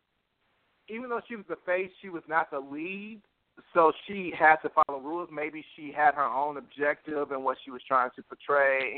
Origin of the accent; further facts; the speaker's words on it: United States; I'm from America